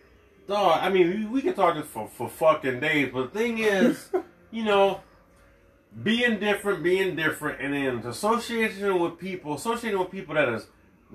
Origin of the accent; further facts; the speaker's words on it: United States; I grew up and understood it in America.